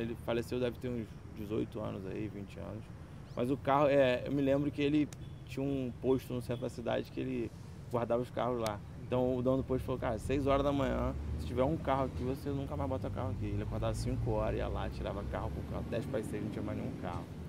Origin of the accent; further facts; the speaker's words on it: Macaé, Rio de Janeiro, Brazil; Eu sou muito macaense